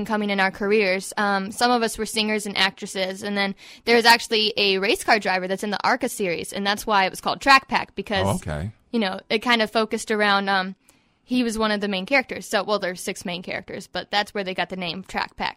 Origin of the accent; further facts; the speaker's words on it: Smithfield, Virginia, United States; My hometown is in Alawite County, Virginia